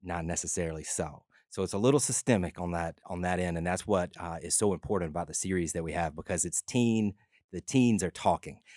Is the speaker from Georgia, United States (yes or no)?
yes; LaGrange, Georgia, United States; I grew up in LaGrange, Georgia, about an hour south of Atlanta